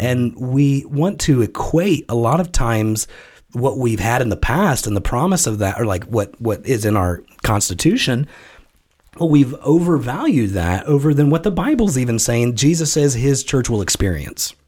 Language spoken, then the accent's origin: English; United States; as an American citizen